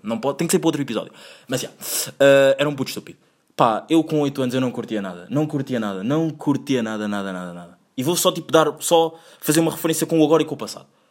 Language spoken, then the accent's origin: Portuguese; Angola; now in Portugal; sendo eu angolano, featuring português, mas querendo ser mais angolano. Não, não querendo, porque já yeah, amo o meu país uh, Angola, mas amo mais Portugal